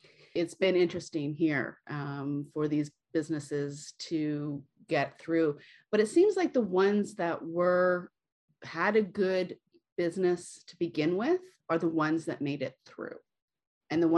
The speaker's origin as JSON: {"language": "English", "region": "West Coast of Canada", "country": "Canada", "said": "I'm from Canada and you guys are from the States. And not only that, I'm from the West Coast"}